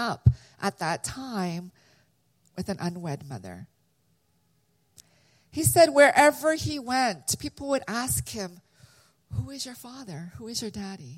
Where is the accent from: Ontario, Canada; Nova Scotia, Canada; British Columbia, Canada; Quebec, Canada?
Ontario, Canada; London; also born or lived in Korea; now in United States; I was born in Korea, and I immigrated, our family immigrated in 1975. So I started kindergarten, and we immigrated to Canada. So I lived in London, Ontario, which is a small little city 2.5 hours from Toronto